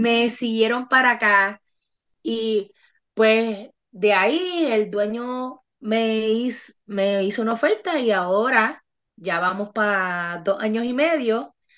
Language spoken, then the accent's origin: Spanish; Bayamón, Puerto Rico; now in Texas, United States; Yo soy de Bayamón, este es mi pueblo, este es mi barrio